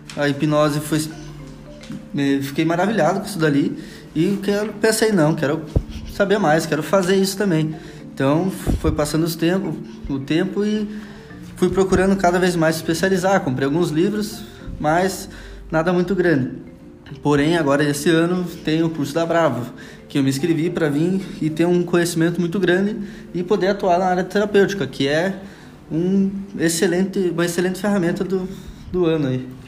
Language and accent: Portuguese; União da Vitória, Paraná, Brazil; Vim lá do Paraná, de União da Vitória